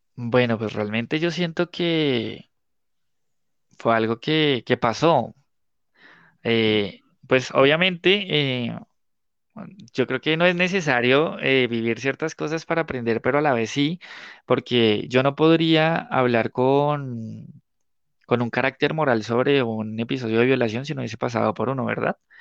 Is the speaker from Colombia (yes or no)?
yes; Guaduas, Cundinamarca, Colombia; also born or lived in Bogotá / La Dorada; yo nací en Bogotá, pero estudié toda la vida de adolescente, bueno, toda la parte de preadolescente y adolescente en Guaduas